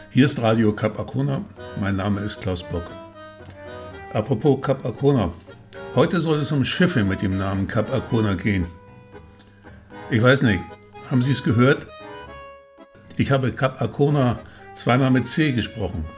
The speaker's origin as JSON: {"language": "German", "region": "West Germany", "country": "Germany", "said": "ich als Wessi"}